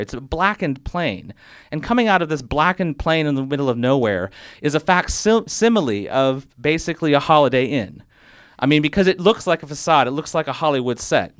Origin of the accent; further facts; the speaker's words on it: Fiji; moved away; from growing up in the Fiji Islands